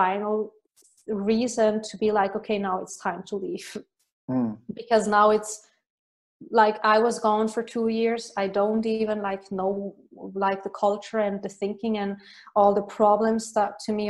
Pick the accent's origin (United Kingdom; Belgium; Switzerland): Switzerland; moved away as an adult; also born or lived in Ireland; I left Switzerland after 2 weeks. And then I moved to Ireland, and I didn't return. Mm-hmm. Since then I basically left, and I still love my home country